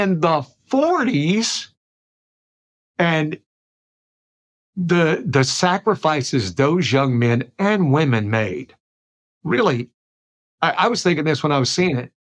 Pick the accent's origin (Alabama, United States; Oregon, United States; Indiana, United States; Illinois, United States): Alabama, United States; South; moved away as an adult; I grew up in South Alabama in the 60s